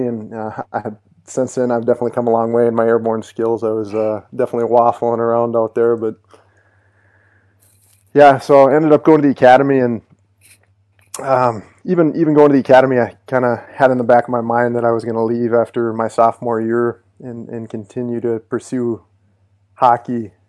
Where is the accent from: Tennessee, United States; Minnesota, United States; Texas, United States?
Minnesota, United States; Monticello; I grew up in Minnesota. On a small little farm town called Monticello, and we had about 50 acres, a little bit of some horses.